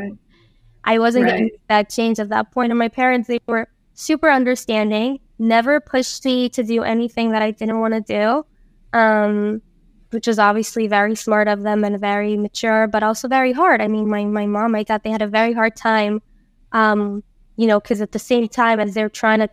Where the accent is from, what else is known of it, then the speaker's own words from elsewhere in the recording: San José, Costa Rica; also born or lived in Tamarindo, Costa Rica; I grew up in San Jose